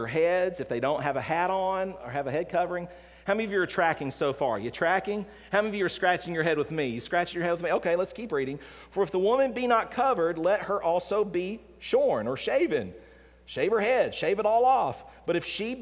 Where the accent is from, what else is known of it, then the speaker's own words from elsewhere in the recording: the South, United States; growing up in the South